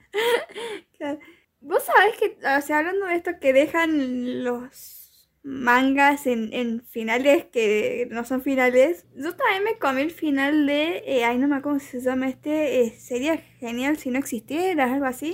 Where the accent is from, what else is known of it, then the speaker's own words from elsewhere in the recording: Argentina; yo siendo argentina